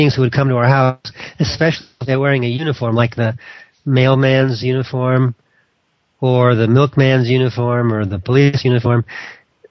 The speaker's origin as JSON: {"language": "English", "town": "Los Angeles", "region": "California", "country": "United States", "tie": "born or raised there", "said": "I grew up in Hollywood, California"}